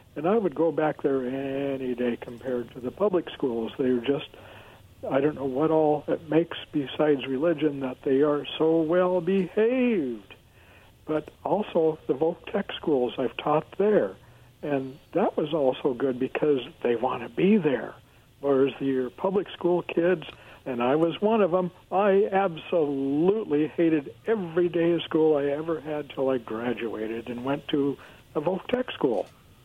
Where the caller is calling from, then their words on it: Kennewick, Washington, United States; … from Kennewick.